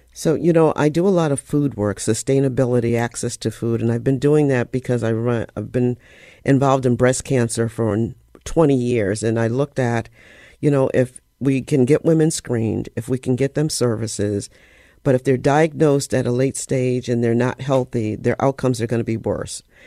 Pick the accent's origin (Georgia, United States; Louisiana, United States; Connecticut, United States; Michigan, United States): Connecticut, United States; Bridgeport; I grew up on Washington Avenue. Um, it's called The Hollow